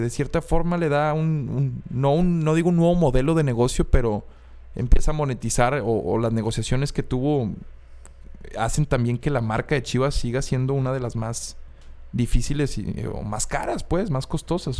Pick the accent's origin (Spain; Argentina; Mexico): Mexico; como mexicanos